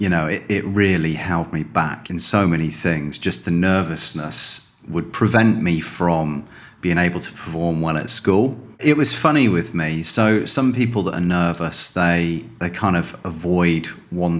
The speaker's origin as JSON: {"language": "English", "town": "Calne", "region": "South West England", "country": "United Kingdom", "tie": "born or raised there", "moved": "as an adult", "lives_now": "Spain", "said": "I grew up in the southwest of England in a little town called Calne"}